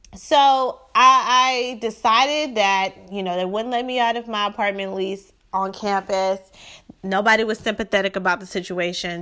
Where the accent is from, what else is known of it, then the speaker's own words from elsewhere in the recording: Shreveport, Louisiana, United States; moved away as an adult; now in Houston, United States; I am from Shreveport, Louisiana. So I was born in Shreveport, Louisiana in nineteen eighty-eight.